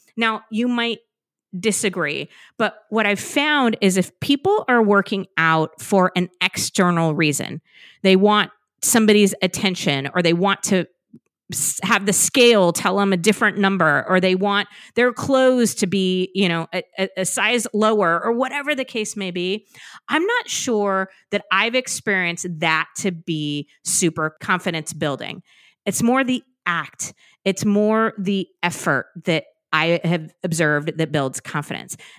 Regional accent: California, United States; moved away as an adult; now in Massachusetts, United States; I was born and raised in California.

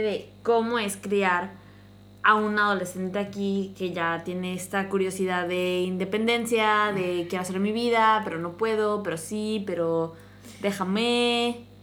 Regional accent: Mexico; also born or lived in Mexico City; yo crecí en un, en un pueblo

